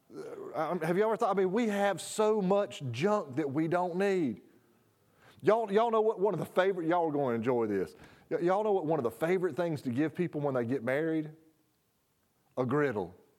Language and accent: English; United States; I am as American